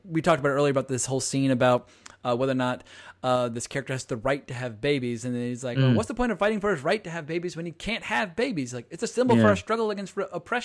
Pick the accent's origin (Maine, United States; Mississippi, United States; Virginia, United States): Virginia, United States; I come from Virginia